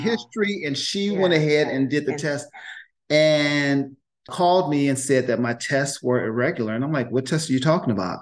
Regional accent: Oakland, California, United States; I grew up in Oakland in the mm. projects.

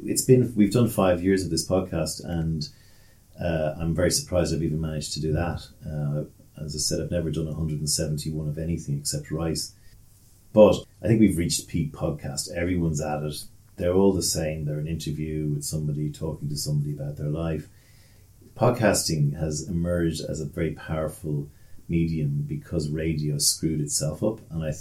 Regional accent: Leinster, Ireland; accent: South County Dublin; Yeah, my accent is South County Dublin. Has spent an awful lot of time in Asia. I spent a lot of time in Asia slowing it down because people couldn't understand me because I spoke too quickly. Then I went to Australia, so I got a bit of that.

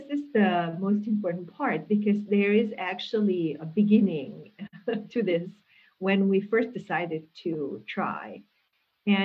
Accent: Hungary; first language Hungarian; English is a second language; moved away as an adult; now in Urbana-Champaign, United States; I grew up in a bilingual Hungarian-German village

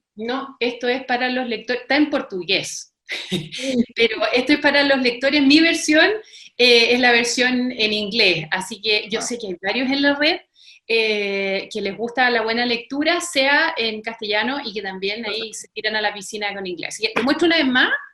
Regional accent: Chile; cómo somos los chilenos

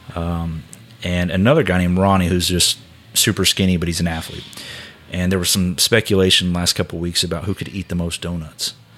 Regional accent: Houston, Texas, United States; moved away as an adult; now in Tulsa, United States; I grew up in Houston.

